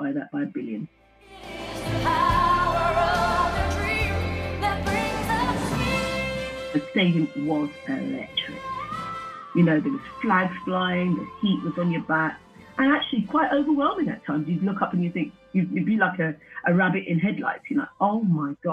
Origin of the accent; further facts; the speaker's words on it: Wembley, London, United Kingdom; I'm from Wembley and I was a 12-year-old little girl that went down the track with my mum